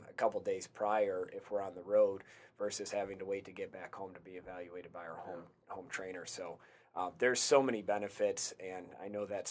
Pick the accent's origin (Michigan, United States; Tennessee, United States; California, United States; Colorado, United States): Michigan, United States; we're both from Michigan